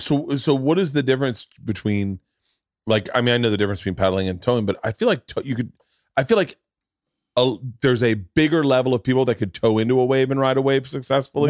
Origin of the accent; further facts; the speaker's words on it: Florida, United States; I grew up in Florida